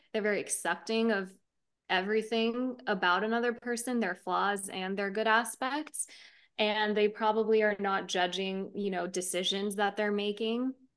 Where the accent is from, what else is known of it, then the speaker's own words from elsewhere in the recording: United States; we're here in the States, right? Growing up in the States, we have our culture that shapes us